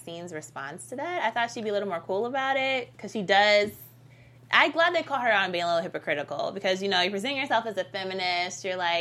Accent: Detroit, Michigan, United States; my hometown in Detroit

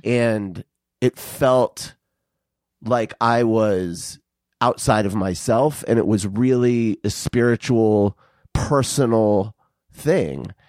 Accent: Arizona, United States; I grew up in Arizona where the, the sunsets are fucking, like, just spectacular

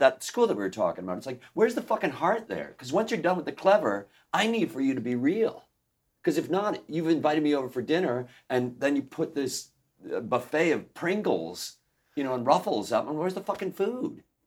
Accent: Chicago, Illinois, United States; I'm from Chicago

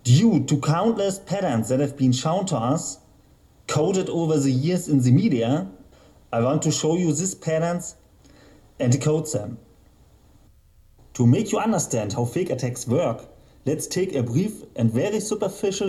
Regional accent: Germany; I'm from Germany

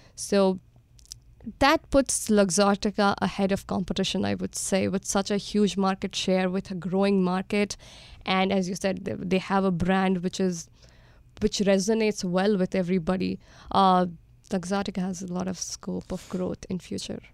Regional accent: India; born and brought up in India

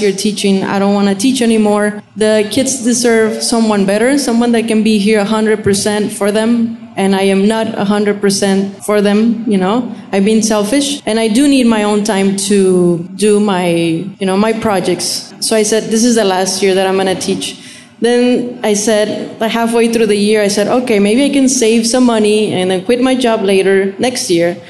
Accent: Monterrey, Nuevo León, Mexico; now in Rio Grande Valley, United States; i grew up in uh, monterrey okay. um, Nuevo León

